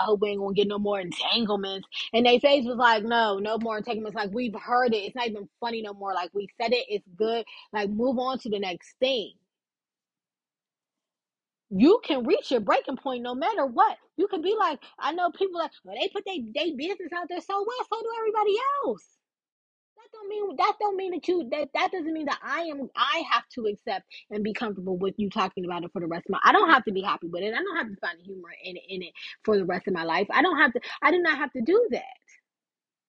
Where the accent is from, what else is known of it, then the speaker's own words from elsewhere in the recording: Texas, United States; I'm from Texas.